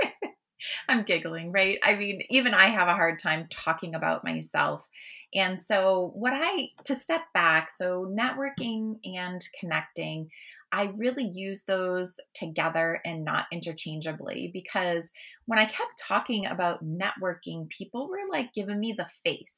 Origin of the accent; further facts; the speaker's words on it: Massachusetts, United States; I'm from Massachusetts